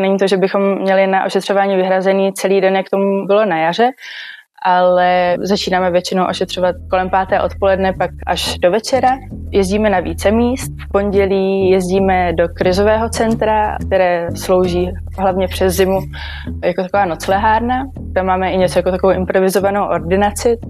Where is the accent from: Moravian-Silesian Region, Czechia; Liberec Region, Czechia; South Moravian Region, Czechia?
South Moravian Region, Czechia; Brno; Jsem z Brna a v Brně i studuji